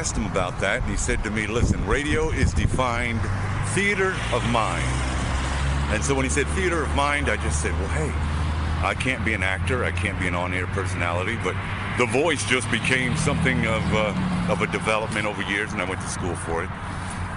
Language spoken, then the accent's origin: English; New York City, New York, United States; I was born and raised in Brooklyn, New York